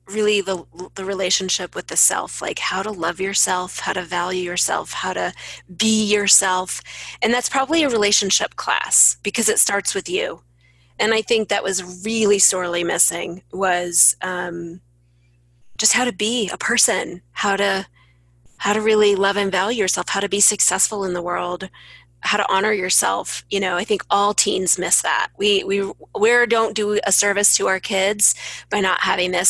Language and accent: English; St. Louis, Missouri, United States; St. Louis.